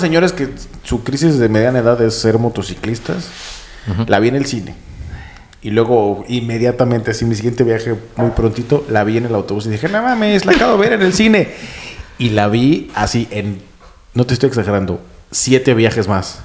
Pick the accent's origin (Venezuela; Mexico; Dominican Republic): Mexico; now in Berlin, Germany; allá en mi país, en las tierras salvajes de México